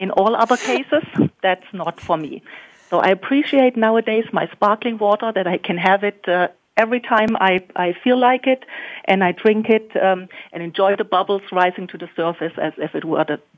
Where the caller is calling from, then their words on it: Germany; here in uh, in Germany, a bit further ahead